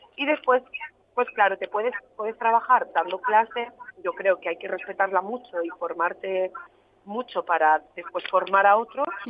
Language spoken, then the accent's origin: Spanish; a town in Barcelona, Catalonia, Spain; yo soy de un pueblo de Barcelona